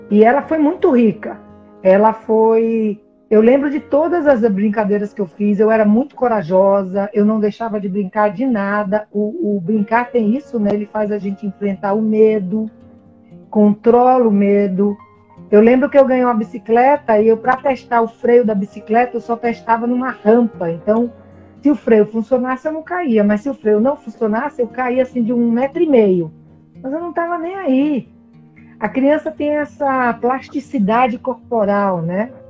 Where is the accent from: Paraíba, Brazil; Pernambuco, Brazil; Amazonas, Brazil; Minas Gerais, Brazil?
Pernambuco, Brazil; Recife; also born or lived in Salvador / Rio de Janeiro; eu morei, eu nasci em Salvador, mas nós fomos morar no Rio de Janeiro, depois fomos morar em Recife, depois voltamos para Salvador. Então, é, eu passei a maior parte da minha infância em Recife e eu brinquei demais.